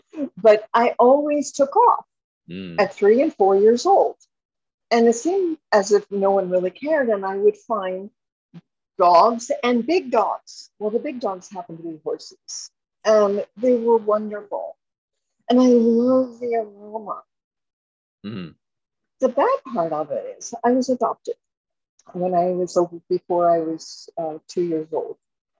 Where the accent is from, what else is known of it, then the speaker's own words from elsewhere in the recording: Miami, Florida, United States; born there; also born or lived in Chevy Chase, Maryland; I was sent to live with my grandmother from Chevy Chase, Maryland to Miami. And ironically, I was born in Miami. I was hatched on the beach somewhere.